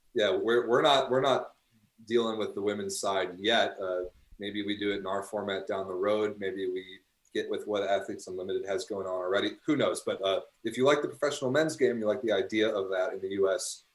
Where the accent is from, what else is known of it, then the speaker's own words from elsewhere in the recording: United States; now in Chicago, United States; as an American